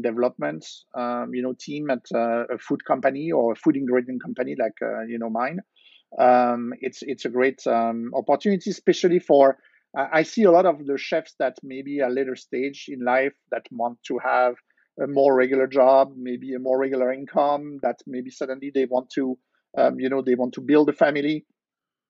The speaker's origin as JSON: {"language": "English", "town": "Versailles", "region": "Île-de-France", "country": "France", "tie": "born or raised there", "also_born_or_lived": "Nice, France", "second_language": "English", "moved": "as an adult", "lives_now": "New Jersey, United States", "said": "I grew up in France, and in fact, I moved to Jersey 20 years ago"}